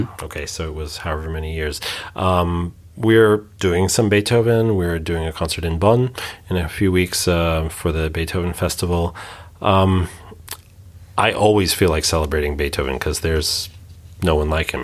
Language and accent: English; New York, United States; born or raised there; now in Hamburg, Germany